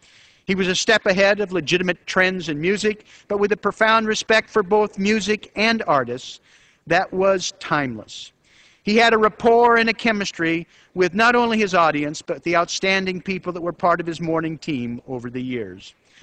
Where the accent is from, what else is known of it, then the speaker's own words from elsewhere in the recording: Portland, Oregon, United States; In my hometown of Portland, Oregon, we're still blessed with a few distinctive local voices